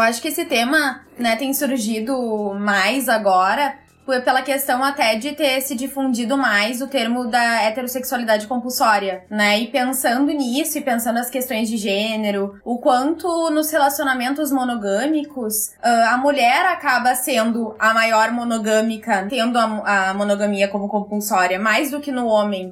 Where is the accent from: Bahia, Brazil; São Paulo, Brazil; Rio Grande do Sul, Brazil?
Rio Grande do Sul, Brazil; Porto Alegre; sou de Porto Alegre